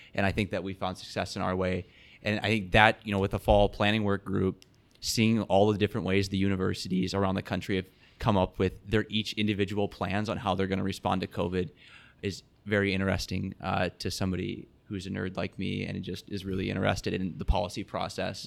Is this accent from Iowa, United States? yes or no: yes; Sioux Center, Iowa, United States; I'm from Sioux Center, Iowa, so northwest corner of the state.